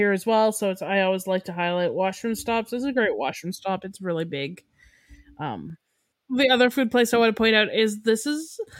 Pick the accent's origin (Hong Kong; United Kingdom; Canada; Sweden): Canada; we're Canadian